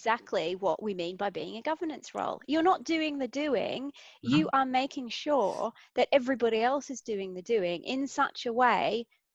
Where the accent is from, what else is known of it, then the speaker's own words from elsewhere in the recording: Australia; I'm Australian